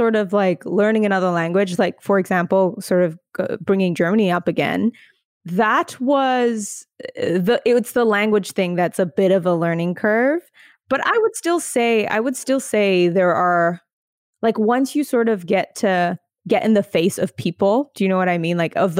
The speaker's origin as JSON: {"language": "English", "region": "Alberta", "country": "Canada", "said": "The prairies, I'm like a prairie girl for sure."}